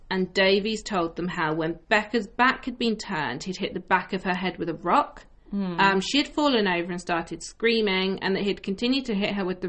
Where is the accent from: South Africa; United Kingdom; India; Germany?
United Kingdom; obviously we're British, like, a cup of tea is for comfort.